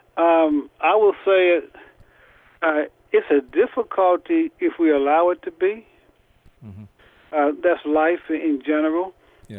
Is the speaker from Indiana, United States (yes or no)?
yes; Indianapolis, Indiana, United States; I'm from Indianapolis, Indiana and I'm the imam at the Nur Allah Islamic Center